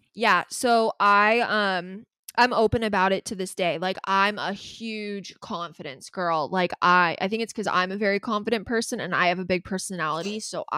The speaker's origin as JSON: {"language": "English", "town": "Calabasas", "region": "California", "country": "United States", "said": "We're both from Calabasas"}